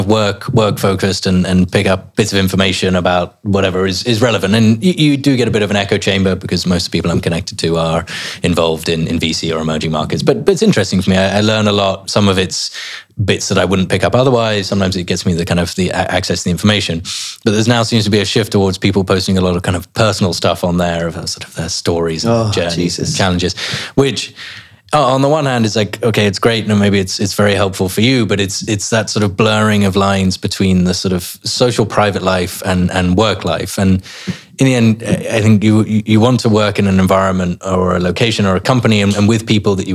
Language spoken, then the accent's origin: English; England, United Kingdom; you go abroad as English people, and we complain about how hot it is, and then we come back and we complain about how much it rains